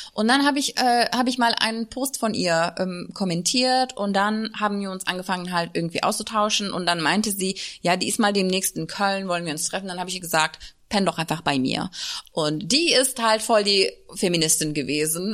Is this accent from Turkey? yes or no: yes; Turkey; German is a second language; now in Germany; ich bin in der Türkei äh, zur Schule gegangen